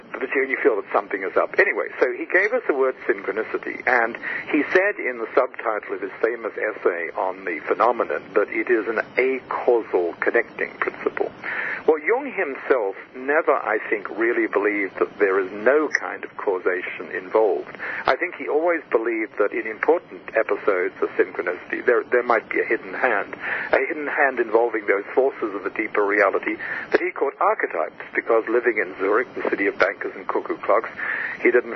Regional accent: Australia; moved away as an adult; I was born in Australia

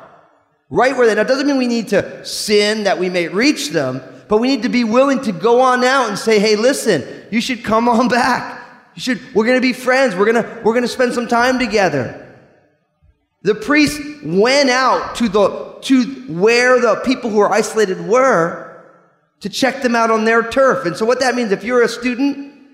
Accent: New Jersey, United States; I'm from New Jersey

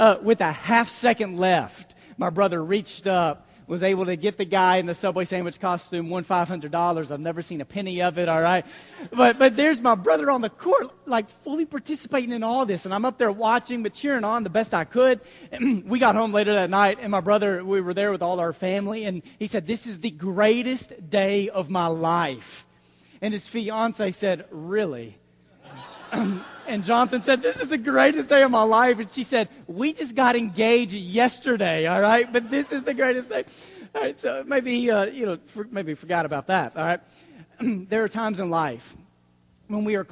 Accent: Dallas, Texas, United States; also born or lived in Abilene; We grew up in Dallas

